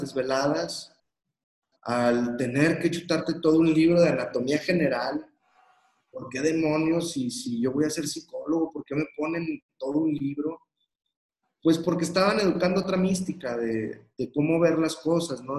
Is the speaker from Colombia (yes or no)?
no; Torreón, Coahuila, Mexico; yo soy de Torreón, Coahuila, Aquí hay una colonia que se llama San Joaquín.